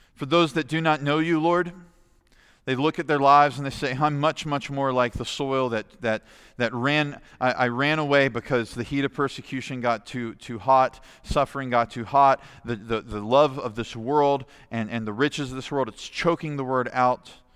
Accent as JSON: {"language": "English", "country": "United States", "said": "As American Christians"}